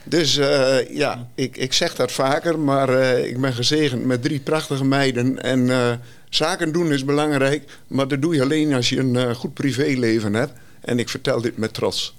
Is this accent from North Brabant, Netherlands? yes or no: no; Rouveen, Overijssel, Netherlands; Ik kom uit Rauwveen, gehuwd